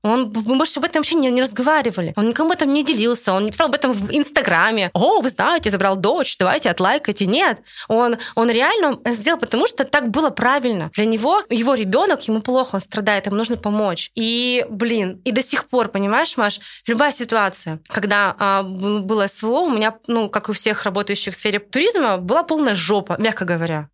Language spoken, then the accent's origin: Russian; Russia